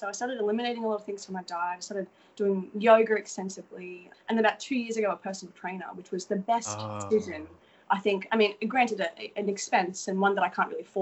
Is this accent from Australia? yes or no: yes; Australia; accent: Australian; moved away as an adult; now in Los Angeles, United States; I'm from Australia